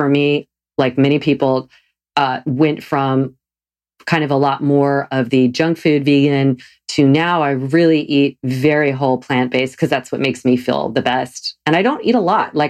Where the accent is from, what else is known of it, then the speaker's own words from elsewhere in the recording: the South, United States; I grew up eating meat every meal. I'm from the South